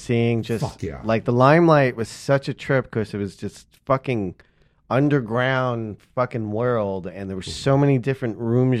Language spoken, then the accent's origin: English; New York, United States; I grew up in New York